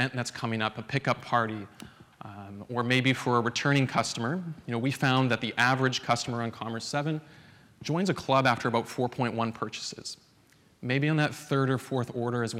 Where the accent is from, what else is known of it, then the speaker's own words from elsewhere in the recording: Alberta, Canada; I'm from Alberta, up in the frigid wastes of Canada.